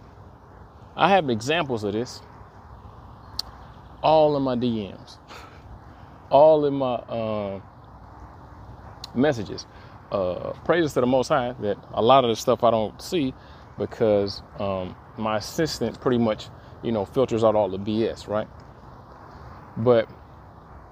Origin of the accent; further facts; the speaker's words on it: Detroit, Michigan, United States; I am from Detroit